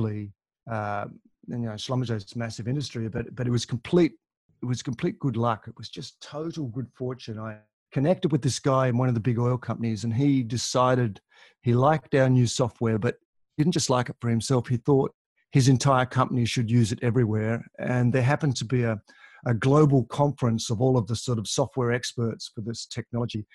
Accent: Tasmania, Australia; moved away as an adult; also born or lived in Moscow, Russia / Adelaide, Australia / London, United Kingdom / Melbourne, Australia; I grew up in Tasmania, which is a little island to the south of Australia.

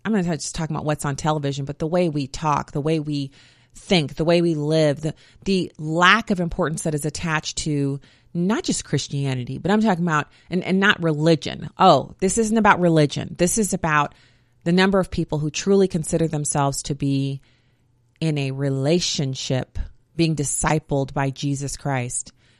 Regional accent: Germany; Growing up in Germany, I was used to terrorism. There would be terrorist attacks at nightclubs.

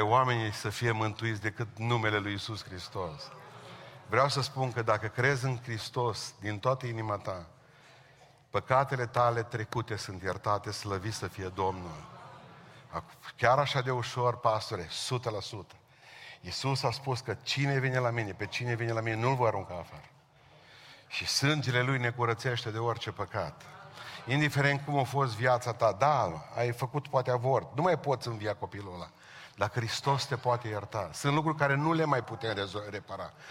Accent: Romania; Noi românii

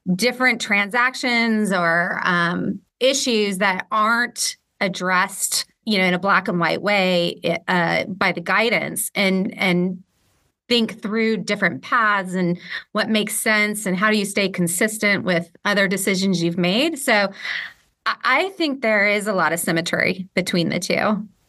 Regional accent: West Coast, United States; moved away as an adult; also born or lived in Philadelphia / Portland / Ireland; I'm from the West Coast. I grew up on the West Coast

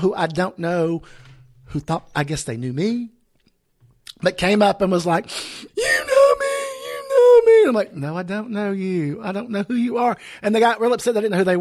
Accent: Memphis, Tennessee, United States; I grew up in Midtown Memphis

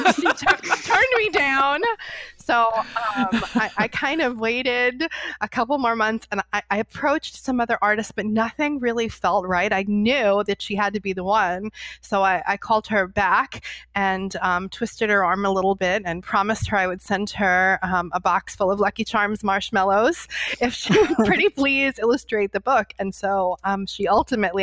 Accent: New York City, New York, United States; I grew up in New York City

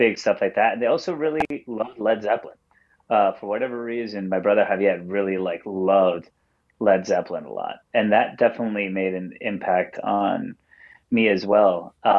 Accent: Wantagh, New York, United States; moved away as an adult; also born or lived in Mineola, New York / Jersey Shore; now in Brooklyn, United States; I'm from Wantagh, born and raised there. Lived there for the first, 19 or so years of my life before I moved to Brooklyn. And now I reside in Brooklyn and the Jersey Shore.

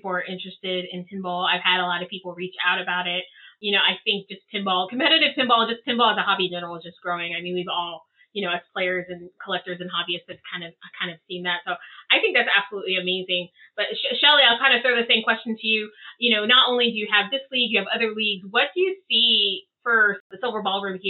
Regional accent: Texas, United States; as a Texan

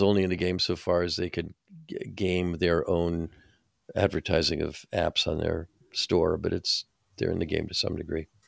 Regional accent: New Jersey, United States; I'm from New Jersey

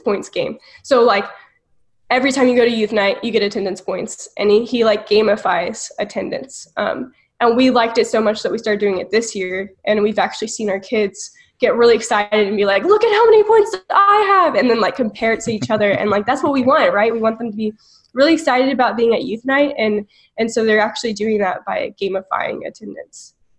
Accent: Houston, Texas, United States; now in College Station, United States; I grew up in Houston and moved to College Station

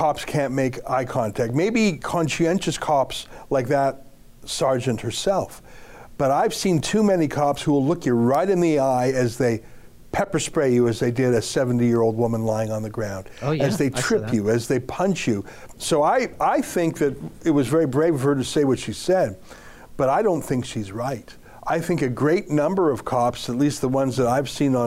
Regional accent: Canada; up here in Canada

